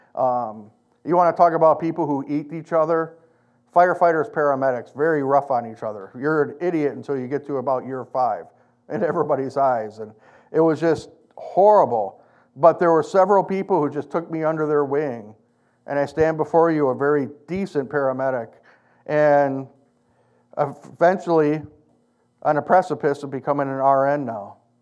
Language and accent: English; United States; I'm an American.